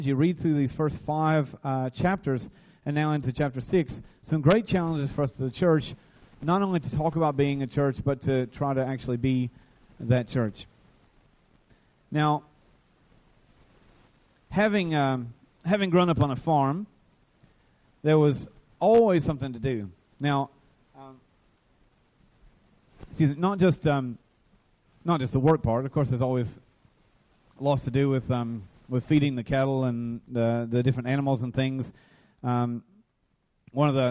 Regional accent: Williamsburg, Kentucky, United States; also born or lived in Idiot's Branch; we moved to this farm, which is where my dad was raised. And so all my life, really, we've been raised on this farm

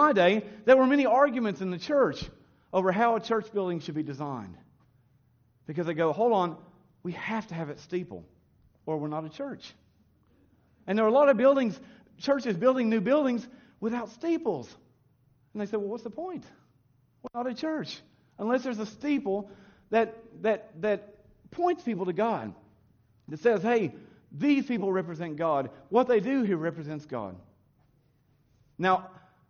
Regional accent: United States; moved away; when I was raised in America

